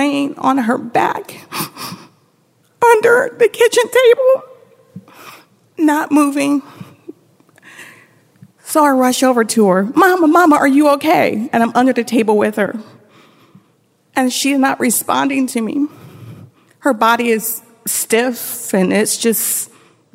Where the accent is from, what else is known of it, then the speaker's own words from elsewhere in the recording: Tampa, Florida, United States; we're going home from Brandon to Tampa